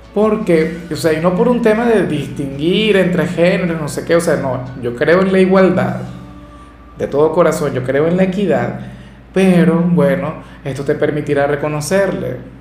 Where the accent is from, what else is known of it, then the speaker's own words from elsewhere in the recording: Venezuela; acá en Venezuela